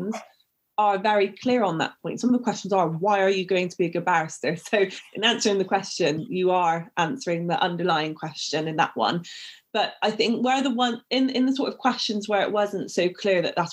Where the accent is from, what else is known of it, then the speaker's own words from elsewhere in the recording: Bristol, South West England, United Kingdom; accent: Bristolian; I've called myself the Bristolian barrister, and that wasn't by mistake. I used to get ridiculed for my accent.